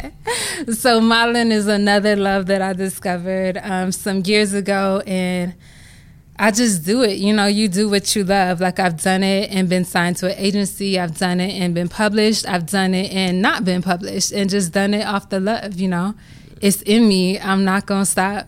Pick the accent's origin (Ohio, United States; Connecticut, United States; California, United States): California, United States; Compton; I grew up in Compton, California, single mom